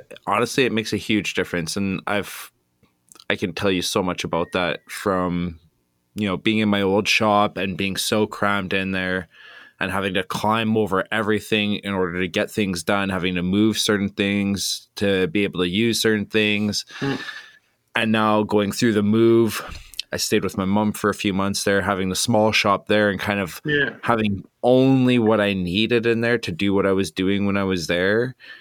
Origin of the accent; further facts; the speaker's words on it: Canada; I'm Canadian, eh?